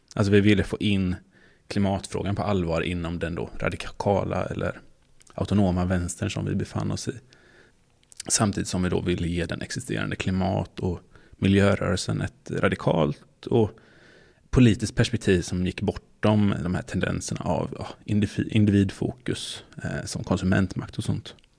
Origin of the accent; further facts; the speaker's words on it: Småland, Sweden; som är från Småland